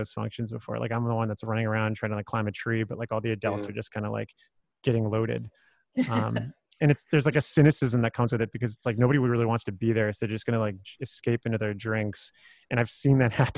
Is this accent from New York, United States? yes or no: no; South Florida, United States; I'm from South Florida.